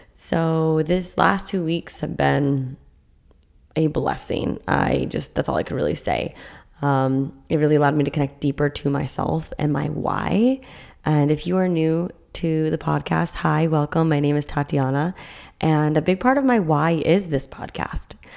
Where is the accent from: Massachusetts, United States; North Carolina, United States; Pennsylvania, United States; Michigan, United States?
Massachusetts, United States; now in Florida, United States; I grew up in Massachusetts doing